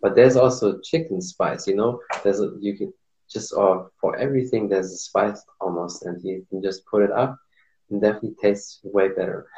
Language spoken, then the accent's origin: English; Morocco; moved away; also born or lived in Germany; I'm from Morocco